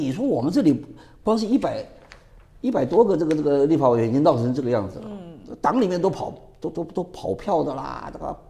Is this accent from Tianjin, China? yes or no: no; Sichuan, China; 不，我我们四川人你也晓得嘛，我们赶快去看看我们在那边的地下组织在哪里。